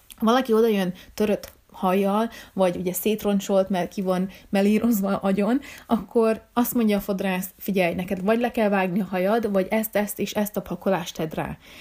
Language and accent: Hungarian; Hungary; én magyar vagyok